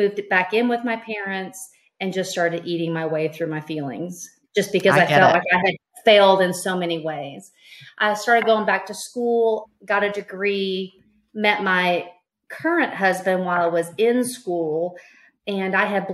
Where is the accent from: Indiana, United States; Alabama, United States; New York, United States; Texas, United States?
Texas, United States; East; now in Tomball, United States; I grew up in East Texas and beauty was paramount.